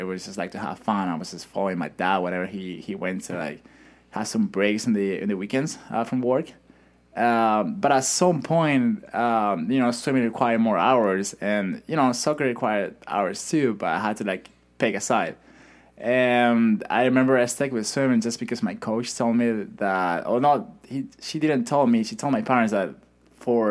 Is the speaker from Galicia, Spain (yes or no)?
no; Madrid, Community of Madrid, Spain; first language Spanish; English is a second language; moved away as an adult; That's the city I'm from